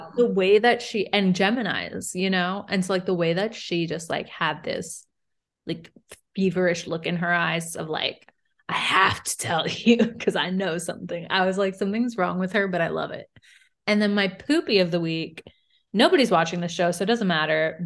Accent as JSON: {"language": "English", "region": "Mid-Atlantic", "country": "United States"}